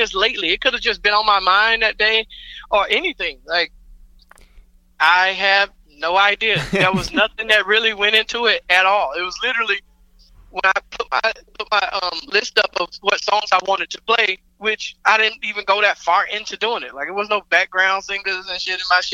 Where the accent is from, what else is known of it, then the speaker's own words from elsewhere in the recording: Atlanta, Georgia, United States; I grew up in Atlanta. Like, this, you know, this is my home